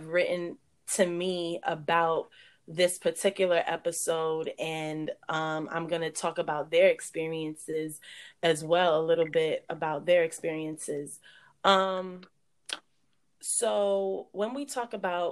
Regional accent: New York City, New York, United States; we grew up in New York, Brooklyn to be exact

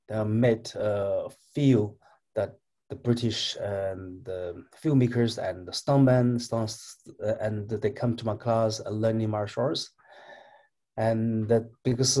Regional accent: Northwest China, China; moved away; I'm Chinese, and I was born in China

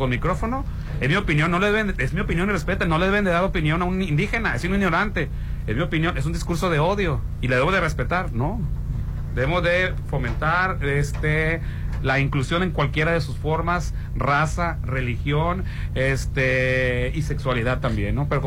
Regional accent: Mexico; Fuera de que somos mexicanos y que nos guste

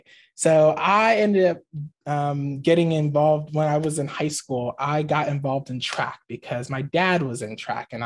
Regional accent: Maryland, United States; moved away as an adult; also born or lived in Michigan / Boston / Antigua (ancestry) / St. Kitts and Nevis (ancestry); I was born and raised in Maryland, but I like became a man in Michigan

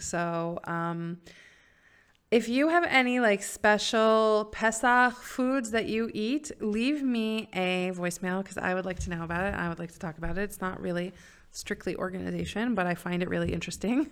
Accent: Silver Spring, Maryland, United States; also born or lived in New York; now in Israel; I grew up in Silver Spring, Maryland

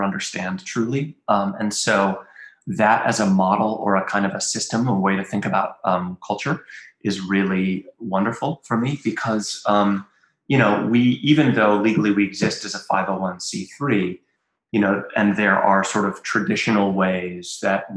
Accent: Western Orange County, North Carolina, United States; moved away as an adult; also born or lived in Durham, North Carolina / upstate New York / Europe / Berlin, Germany; I was born in Durham. And I grew up like in Western Orange County, and was here, until I was 18

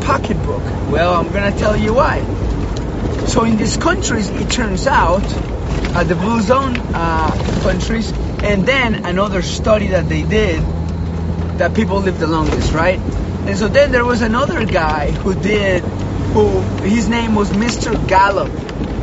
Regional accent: Colombia; now in Hawaii, United States; I grew up in Colombia, pretty tough situation when we were growing up

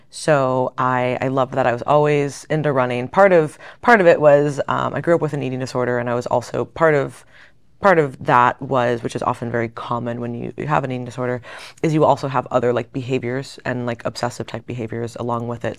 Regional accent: Fort Lauderdale, Florida, United States; I grew up outside of Fort Lauderdale area, so down in South Florida

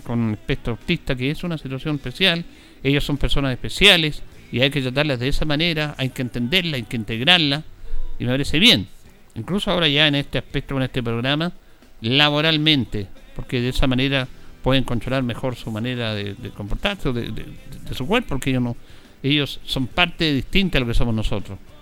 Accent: Chile; como somos los chilenos

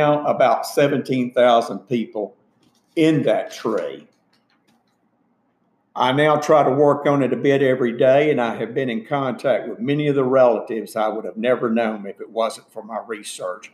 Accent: Summerdale, Alabama, United States; also born or lived in Lakeland, Florida; in the summer of about 1955, 1956, we moved to Baldwin County, Alabama, which was where my mother grew up.

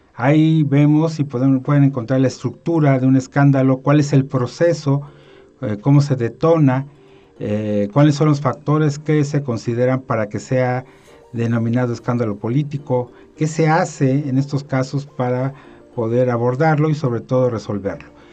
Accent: Mexico; como la mexicana, de donde soy eh, originario

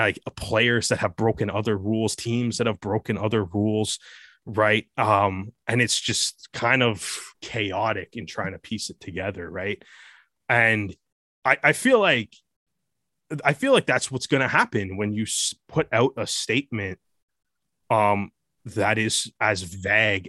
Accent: Canada; I'm Canadian

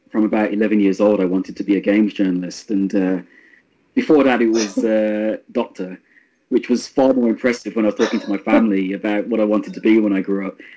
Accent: Birmingham, West Midlands, United Kingdom; Birmingham, which is my hometown.

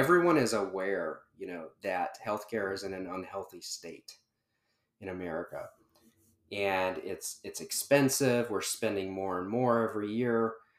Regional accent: Charlotte, North Carolina, United States; Yeah, so I'm mostly from the Carolinas, Charlotte in particular. My family, my wife's family is all in the Carolinas.

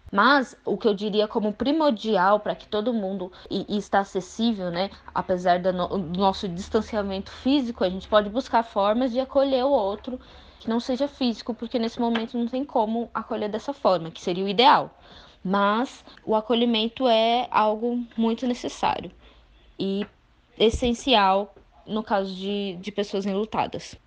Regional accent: Brazil; enquanto brasileiros

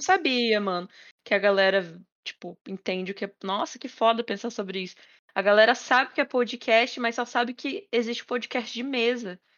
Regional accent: Paraná, Brazil; moved away; Colégio SESI, lá da minha cidade, né? Lá do Paraná.

